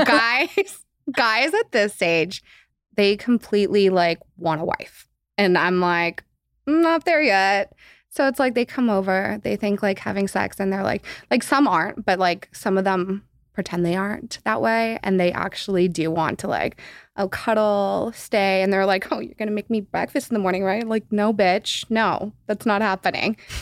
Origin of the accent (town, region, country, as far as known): Los Angeles, California, United States; born or raised there